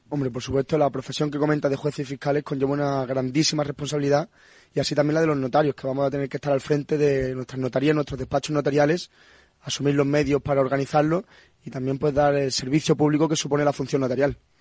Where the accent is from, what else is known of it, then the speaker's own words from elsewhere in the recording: Punta Umbría, Andalusia, Spain; moved away as an adult; now in Madrid, Spain; yo soy de Puntombría, de Huelva